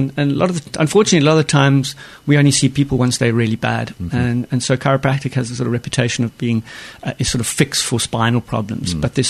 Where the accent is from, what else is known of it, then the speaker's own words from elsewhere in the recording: Stellenbosch, Western Cape, South Africa; moved away; I was born and raised in South Africa, in a town called Stellenbosch in the wine-growing region.